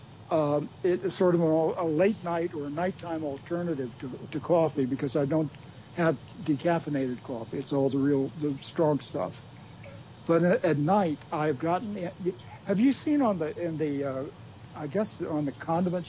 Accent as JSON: {"language": "English", "region": "New England", "country": "United States", "said": "we're from New England"}